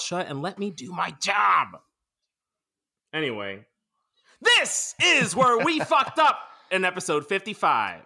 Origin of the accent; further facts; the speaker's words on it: New Jersey, United States; I'm from New Jersey